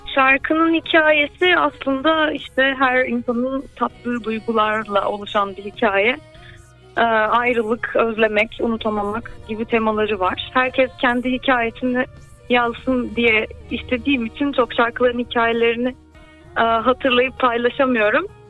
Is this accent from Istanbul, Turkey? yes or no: yes; Istanbul, Turkey; İstanbul'da doğdum 94 yılında.